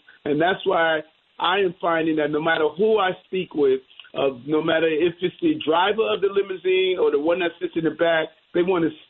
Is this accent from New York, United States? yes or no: yes; New York City, New York, United States; growing up in South Jamaica, Queens